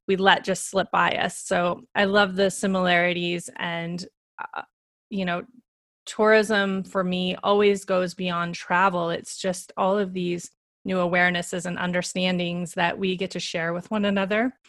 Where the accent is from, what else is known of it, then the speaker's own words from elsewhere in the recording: Montana, United States; I grew up in Montana in the United States